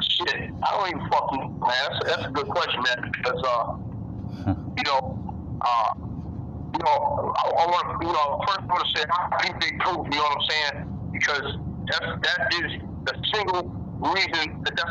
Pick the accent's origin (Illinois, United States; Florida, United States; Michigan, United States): Michigan, United States; Detroit; I'm from Detroit, Michigan